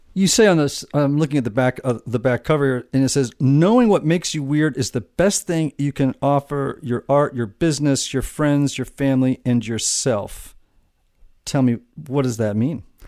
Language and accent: English; Connecticut, United States; near my hometown in uh, in Connecticut, right across the water